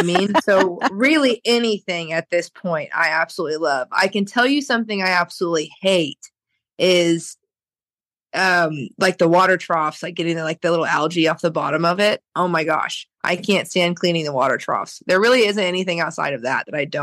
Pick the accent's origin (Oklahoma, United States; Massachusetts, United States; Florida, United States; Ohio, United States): Oklahoma, United States; born or raised there